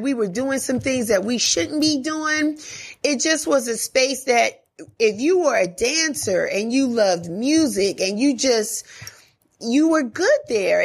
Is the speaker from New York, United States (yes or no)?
yes; New York City, New York, United States; also born or lived in New Jersey; Born and raised in the Bronx, Jamaican parents